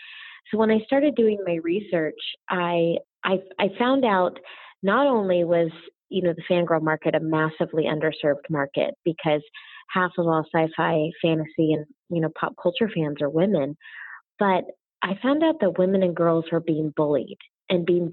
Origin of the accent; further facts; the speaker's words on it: Orlando, Florida, United States; moved away; also born or lived in Los Angeles; growing up in Orlando, Florida, growing up Disney, moving